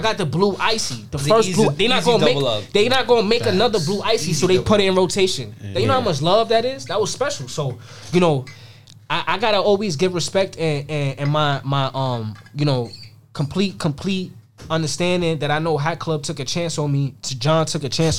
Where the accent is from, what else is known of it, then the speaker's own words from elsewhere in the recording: New York City, New York, United States; I'm a nobody from Queens.